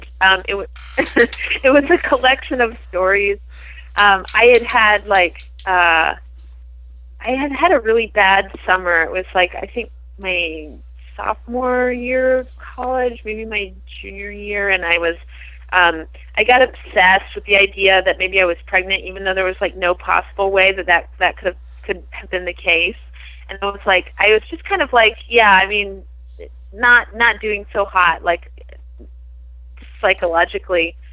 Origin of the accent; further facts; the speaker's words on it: Prince Edward Island, Canada; I grew up in on Prince Edward Island